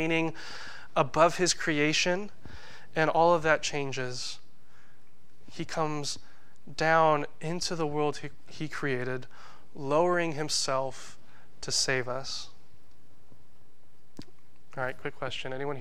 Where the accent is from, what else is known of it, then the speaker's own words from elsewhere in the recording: United States; our country, the U.S.